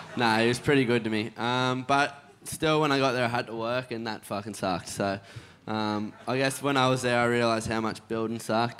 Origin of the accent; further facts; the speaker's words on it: Evans Head, New South Wales, Australia; growing up in Evans, like North Coast